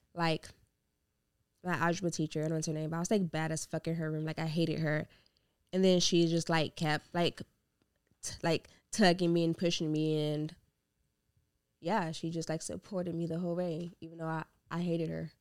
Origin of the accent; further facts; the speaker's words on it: Gary, Indiana, United States; moved away as an adult; also born or lived in Hammond, Indiana; now in Indianapolis, United States; I'm originally from Gary and then moved up to Indy. I've been in Indy for six years, I think.